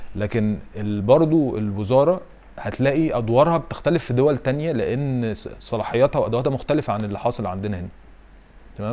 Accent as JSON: {"language": "Arabic", "country": "Egypt", "said": "احنا كمصريين"}